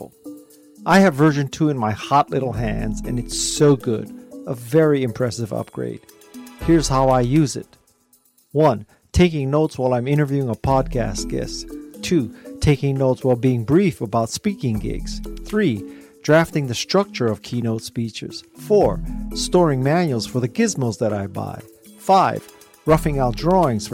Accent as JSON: {"language": "English", "country": "Japan", "said": "I'm Japanese"}